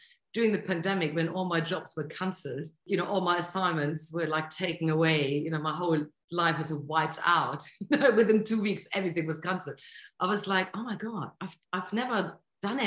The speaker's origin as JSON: {"language": "English", "region": "Bremen", "country": "Germany", "tie": "born or raised there", "also_born_or_lived": "Bournemouth", "moved": "yes", "said": "my hometown, Bremen, in North Germany"}